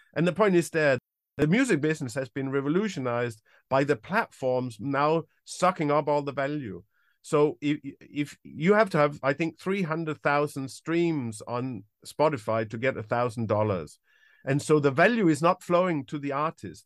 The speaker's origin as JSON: {"language": "English", "country": "Denmark", "moved": "as an adult", "lives_now": "United Kingdom", "said": "I'm originally from Denmark. I've, uh, lived in the U K since around nineteen ninety-five, ninety-six"}